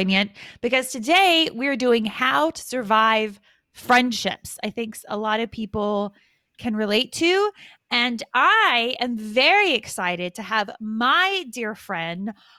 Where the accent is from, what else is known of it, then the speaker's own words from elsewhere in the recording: outside of Atlanta, Georgia, United States; moved away as an adult; also born or lived in Denver; I grew up in the southeast of the US. I grew up outside of Atlanta